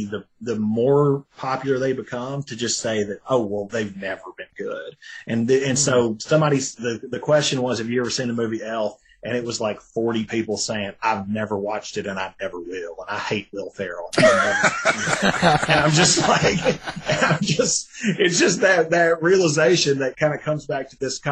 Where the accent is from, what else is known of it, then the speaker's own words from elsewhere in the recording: Tennessee, United States; I'm from Tennessee